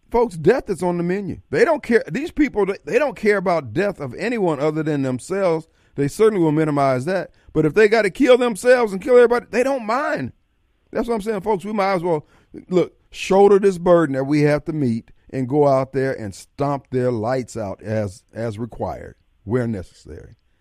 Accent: Joliet, Illinois, United States; growing up in Joliet

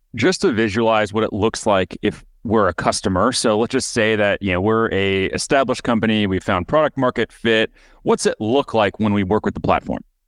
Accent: United States; moved away; also born or lived in Michigan / Wisconsin; when I was growing up, I lived in Michigan, I lived in Wisconsin

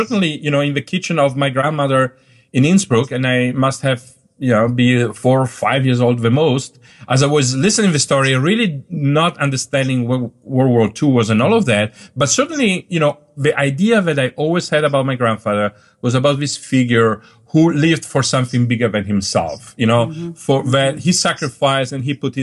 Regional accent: northern Italy, Italy; moved away as an adult; also born or lived in Dolomites / Palermo / Germany / Switzerland; now in New York, United States; I grew up in Northern Italy

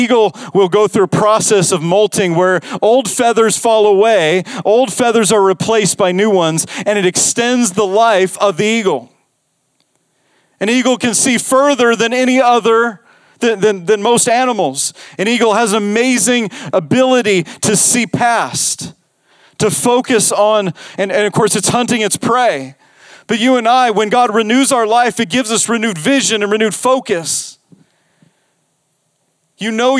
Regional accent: Las Vegas, Nevada, United States; I grew up in Las Vegas.

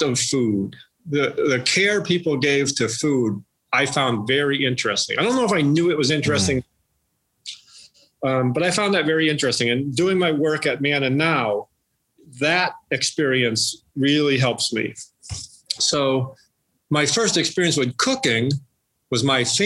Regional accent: Western Massachusetts, United States; I grew up here in Western Massachusetts, I grew up 7 miles from where I'm sitting right now and haven't really moved much at all

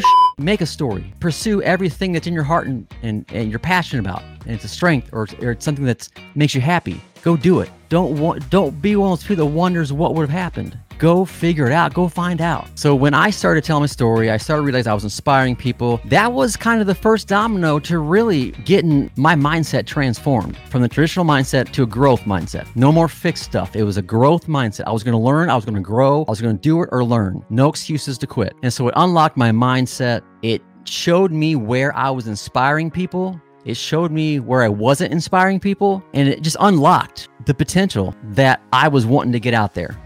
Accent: Midwest, United States; growing up in the Midwest

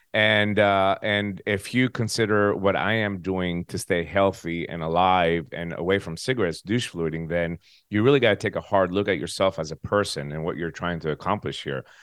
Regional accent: United States; moved away as an adult; also born or lived in Tennessee; now in Greece; I am an American

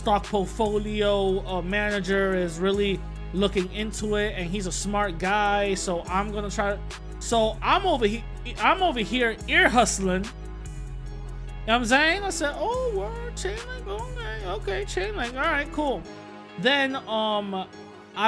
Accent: New York City, New York, United States; my old neighborhood where I grew up in East Tremont, right? I posted a picture of it. It's East Tremont and Anthony right there in the Bronx.

